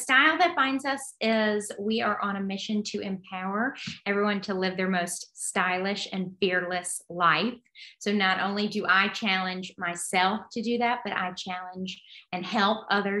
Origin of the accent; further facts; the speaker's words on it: Alabama, United States; So I'm coming from Alabama, but I transferred to William & Mary. I went to Alabama, the University of Alabama first.